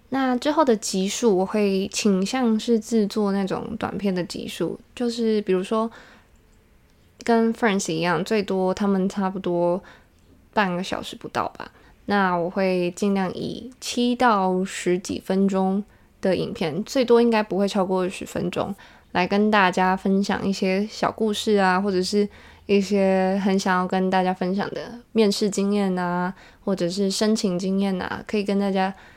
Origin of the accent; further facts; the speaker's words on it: Taiwan; 我是架杠的台湾囡仔